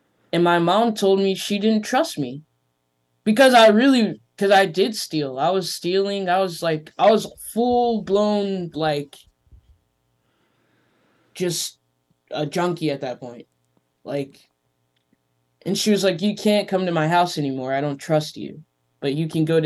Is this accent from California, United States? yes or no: yes; Los Angeles, California, United States; moved away; growing up in Venice is like it taught me a lot about business